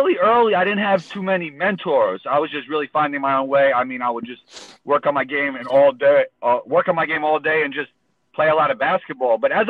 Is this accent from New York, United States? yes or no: yes; New York City, New York, United States; Growing up in New York is a big part of it